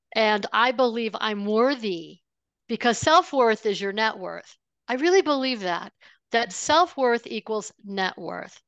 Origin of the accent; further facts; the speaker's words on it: Buffalo, New York, United States; I grew up outside of Buffalo, New York